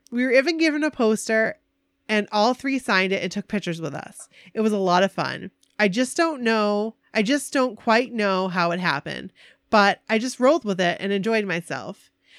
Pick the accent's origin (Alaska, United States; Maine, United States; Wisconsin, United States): Maine, United States; John, I'm from Maine. I was the fisherman.